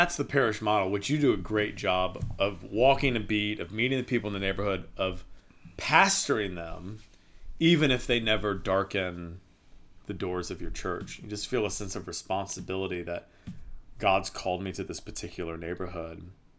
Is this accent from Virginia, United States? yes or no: yes; Virginia, United States; It's very different than growing up in Virginia.